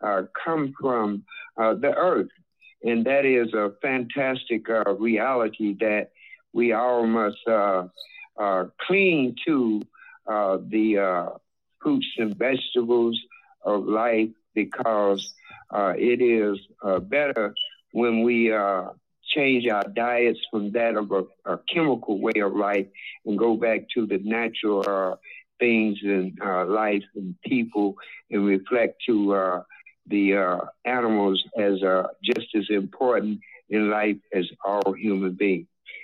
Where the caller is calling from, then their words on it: Chicago, Illinois, United States; I'm calling from Chicago